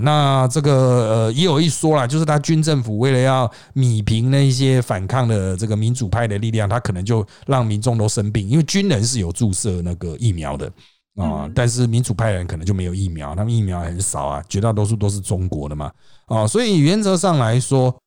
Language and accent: Chinese; Taiwan; 我们台湾人的角度